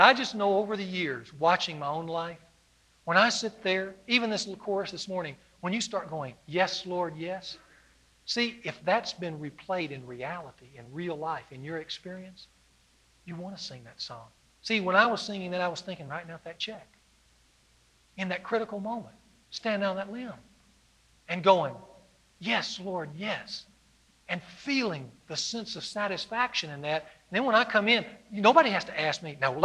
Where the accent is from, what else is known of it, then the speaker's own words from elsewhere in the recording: the South, United States; moved away; I was from the South